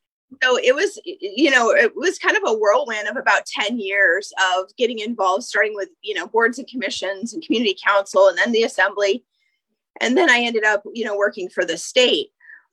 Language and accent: English; Eagle River, Alaska, United States; No, I grew up in Chugach Eagle River from about eighth grade on. I went to UAA.